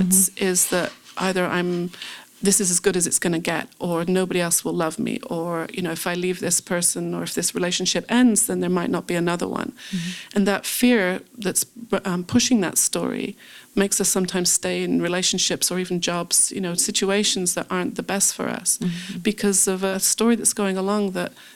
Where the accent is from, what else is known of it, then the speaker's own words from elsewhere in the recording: England, United Kingdom; moved away as an adult; also born or lived in California / Jerusalem; I grew up in England, and when I first moved to California to work in the movie business